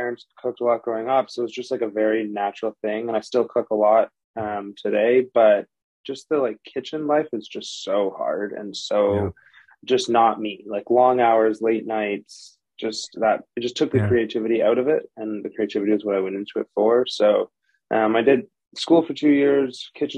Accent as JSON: {"language": "English", "town": "Toronto", "region": "Ontario", "country": "Canada", "tie": "born or raised there", "also_born_or_lived": "Los Angeles", "said": "Originally from Toronto, Canada. Born and raised, lived there for the majority"}